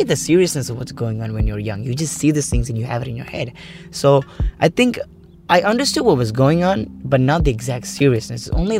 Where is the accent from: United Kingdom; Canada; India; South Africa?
India; Kerala; now in Sharjah, United Arab Emirates; I come from India, Kerala.